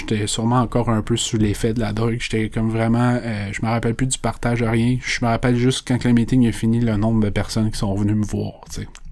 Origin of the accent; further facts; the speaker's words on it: Saint-Colomban, Quebec, Canada; je viens de Saint-Colomban. C'est une petite ville, il y a pas beaucoup de monde.